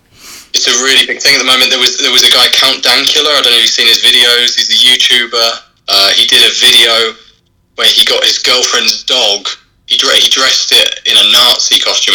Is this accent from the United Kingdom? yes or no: yes; London, United Kingdom; moved away as an adult; now in Valencia, Spain; I'm from London originally, but I live in Valencia now. We're on Madrid time, that's the time zone.